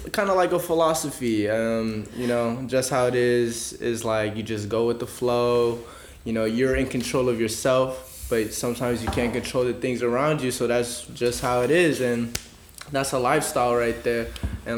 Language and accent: English; Seattle, Washington, United States; moved away as an adult; also born or lived in Atlanta; now in San Francisco, United States; I was born and raised in Seattle, but I've had experience living in, like, Atlanta. I moved out here for college